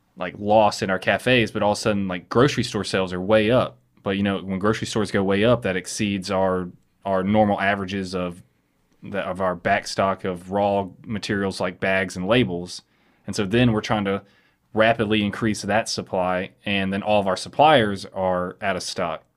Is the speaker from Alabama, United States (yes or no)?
yes; Chelsea, Alabama, United States; now in Birmingham, United States; we grew up in the in Chelsea